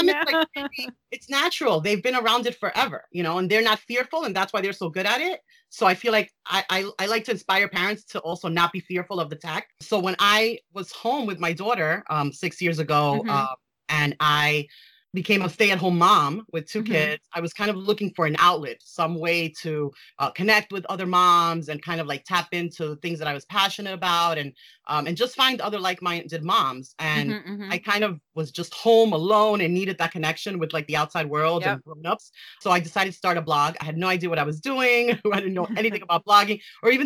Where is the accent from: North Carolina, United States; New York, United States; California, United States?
New York, United States; New York City; I was raised in New York City, live in New York City